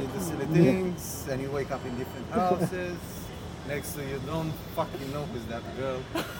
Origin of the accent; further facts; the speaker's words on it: Romania; I was born in Romania.